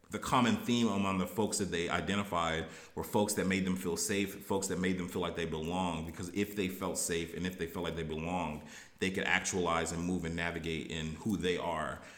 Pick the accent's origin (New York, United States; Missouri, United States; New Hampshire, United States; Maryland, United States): Maryland, United States; Baltimore; also born or lived in Texas; um, now, you know, I always say I, I grew up in Baltimore, um, and I'm from Baltimore because I feel like that's where I developed. You know, I was originally born in Texas